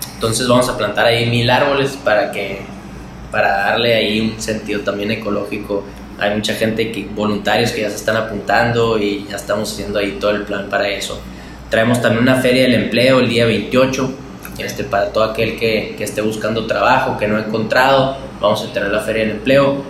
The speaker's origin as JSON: {"language": "Spanish", "region": "Sonora", "country": "Mexico", "said": "los jóvenes somos el futuro de Sonora"}